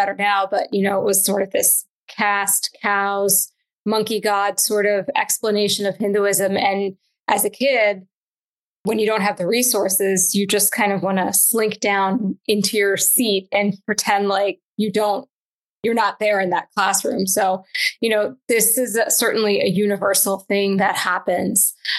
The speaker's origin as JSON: {"language": "English", "region": "the South", "country": "United States", "tie": "born or raised there", "said": "as an immigrant, growing up, I grew up in the South, and I was, you know, one of maybe two Indian kids in my middle school."}